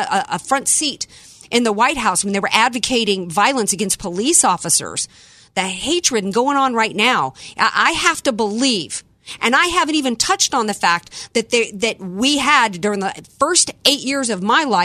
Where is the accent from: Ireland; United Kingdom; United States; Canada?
United States; Deep South; I was born and raised in the Deep South